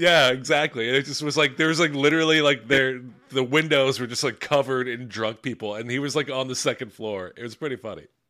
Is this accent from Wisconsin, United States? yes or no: no; Philadelphia, Pennsylvania, United States; my hometown team, the Philadelphia Eagles